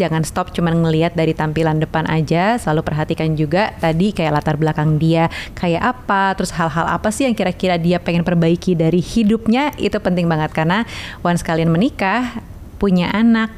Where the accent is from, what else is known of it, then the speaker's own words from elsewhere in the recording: Java, Indonesia; aku orang Jawa